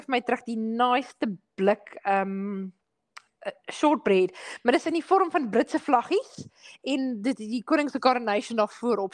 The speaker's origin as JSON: {"language": "Afrikaans", "country": "South Africa", "tie": "born or raised there", "moved": "yes", "said": "ons het in Suid-Afrika groot geword"}